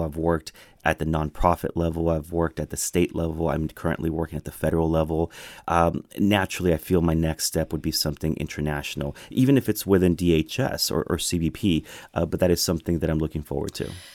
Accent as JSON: {"language": "English", "town": "McAllen", "region": "Texas", "country": "United States", "also_born_or_lived": "Morocco", "first_language": "Spanish and English", "moved": "as an adult", "lives_now": "Washington, D.C., United States", "said": "this guy from South Texas, I'm specifically from McAllen, Texas."}